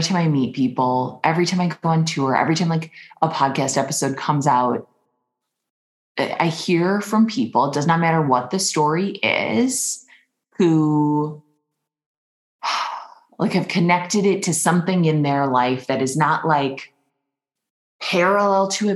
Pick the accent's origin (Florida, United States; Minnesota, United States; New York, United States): Minnesota, United States; I'm from Minnesota